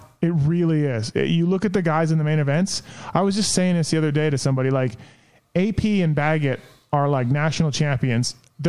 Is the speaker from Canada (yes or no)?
yes; Canada; I'm Canadian.